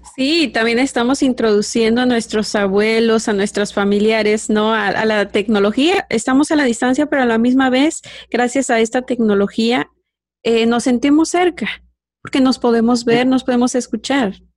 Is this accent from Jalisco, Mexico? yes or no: no; Michoacán, Mexico; yo soy de Michoacán, ¿verdad? Michoacán, México